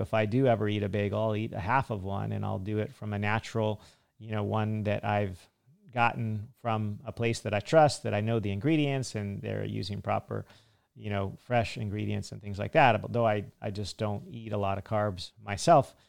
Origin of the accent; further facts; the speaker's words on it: United States; Me being an American